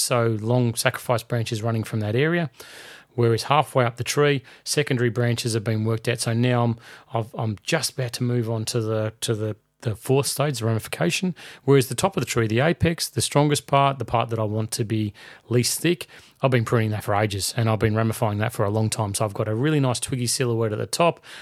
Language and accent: English; Melbourne, Victoria, Australia; my hometown of Melbourne